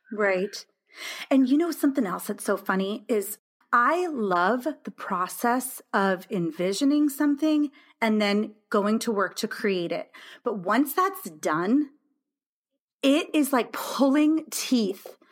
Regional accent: California, United States; moved away as an adult; now in Illinois, United States; I'm from California, and I live in Illinois now

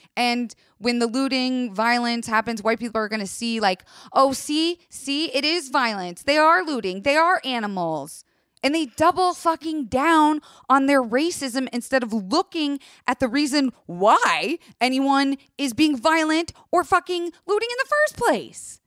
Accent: Tampa, Florida, United States; I grew up in Tampa, Florida, and it's a mix of country and suburbia

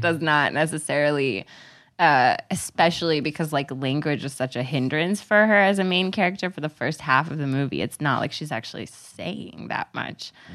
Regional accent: Texas, United States; I'm from Texas.

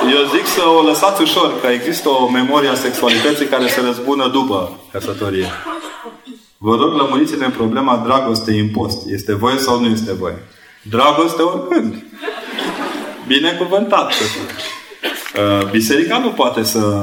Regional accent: Brașov, Brașov County, Romania; Eu am făcut o școală la Brașov, școala de, uh, generală 22

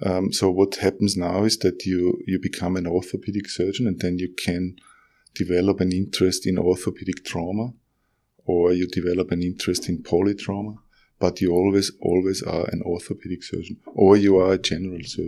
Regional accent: Austria; moved away as an adult; now in Lismore, Australia; I'm originally from Austria. I've been here for 18 years. I can't get rid of the accent

